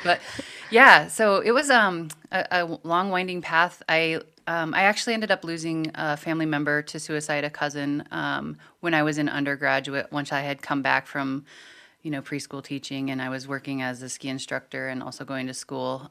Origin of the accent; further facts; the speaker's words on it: Montana, United States; growing up in Montana, there is this overall cultural view